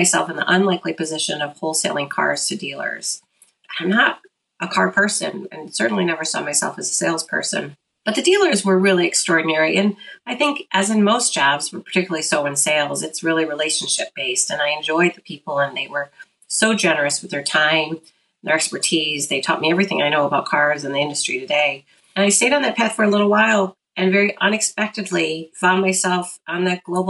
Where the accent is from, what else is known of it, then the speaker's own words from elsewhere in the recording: Detroit, Michigan, United States; I grew up in Metro Detroit